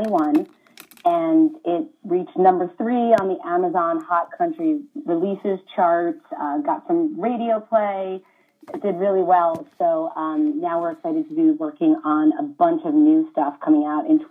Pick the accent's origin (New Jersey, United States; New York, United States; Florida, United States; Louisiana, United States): New Jersey, United States; That is my home state